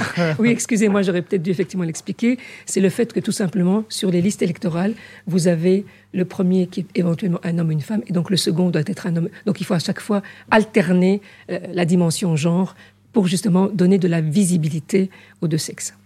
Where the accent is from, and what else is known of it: Haute-Savoie, Auvergne-Rhône-Alpes, France; born or raised there; moved away as an adult; also born or lived in Casablanca, Morocco / Switzerland; now in Brussels, Belgium